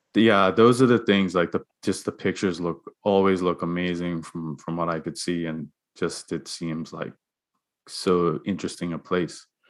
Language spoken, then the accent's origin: English; Bermuda; moved away; I'm from Bermuda